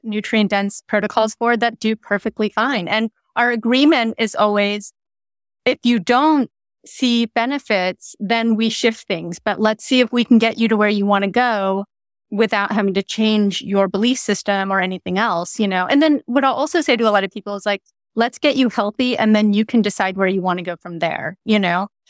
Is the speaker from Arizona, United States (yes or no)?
no; California, United States; being a Californian